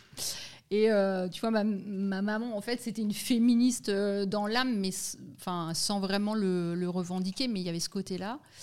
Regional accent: Lorraine, Grand Est, France; moved away as an adult; now in Lausanne, Switzerland; je suis française, née en Lorraine

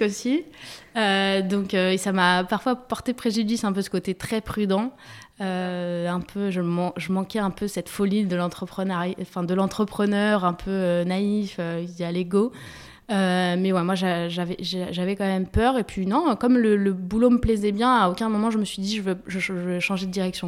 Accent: Paris, Île-de-France, France; also born or lived in Germany; je suis née à Paris, j'ai grandi à Paris

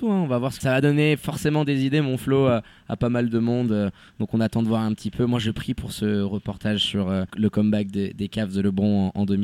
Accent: Eastern Mauritania, Mauritania; Bah, moi je viens de, de l'est de la Mauritanie, mais j'habite dans la ville, dans la capitale Nouakchott.

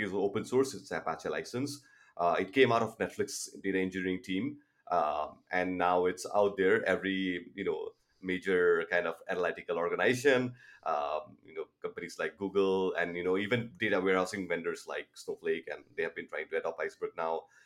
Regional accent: Toronto, Ontario, Canada; I'm from Toronto, Canada

